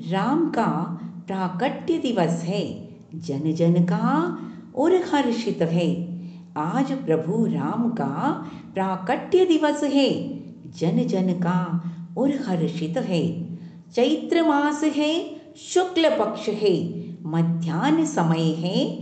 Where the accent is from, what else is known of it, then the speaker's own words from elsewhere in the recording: Delhi, India; दिल्ली से हूँ